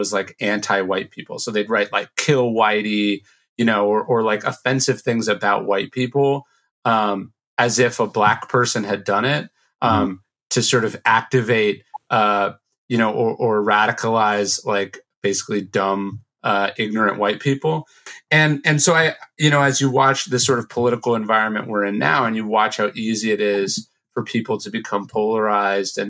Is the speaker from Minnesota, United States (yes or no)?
no; Sacramento, California, United States; born or raised there